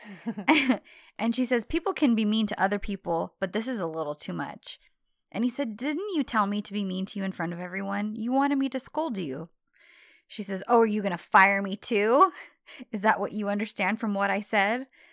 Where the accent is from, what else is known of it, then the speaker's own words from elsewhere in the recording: United States; an American woman